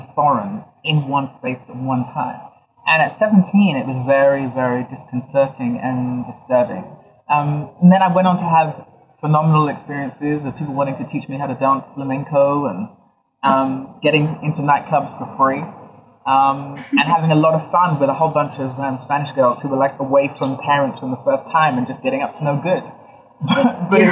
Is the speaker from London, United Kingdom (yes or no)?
yes; London, United Kingdom; also born or lived in Ghana; Yeah, so I was born in London. I'm Ghanaian, and I was born in London. I was partially raised between Ghana and London. I went to school in London